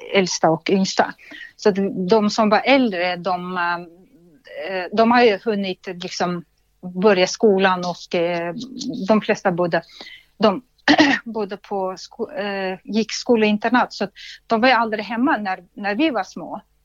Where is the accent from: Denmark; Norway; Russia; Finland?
Russia; Swedish is a second language; moved away as an adult; now in Sweden; föddes utanför Sankt Petersburg i Ryssland